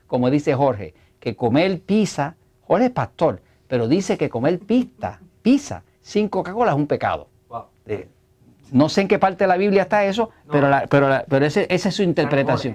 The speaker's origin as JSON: {"language": "Spanish", "country": "Puerto Rico", "said": "yo soy de Puerto Rico"}